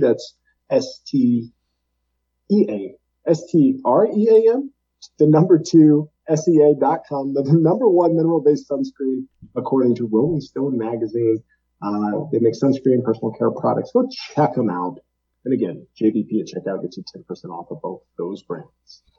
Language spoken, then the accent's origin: English; Alaska, United States; we grew up together in Alaska